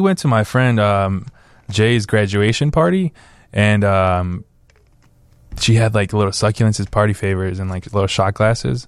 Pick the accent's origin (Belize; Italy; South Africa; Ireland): Belize; Benque Viejo del Carmen, Cayo District; now in Chicago, United States; I grew up in Belize